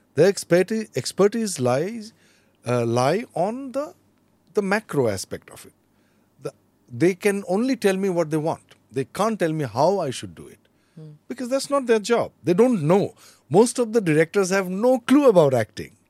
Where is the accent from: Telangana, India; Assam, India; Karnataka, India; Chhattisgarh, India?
Assam, India; Goalpara; moved away as an adult; also born or lived in Delhi; I'm from Gwalpar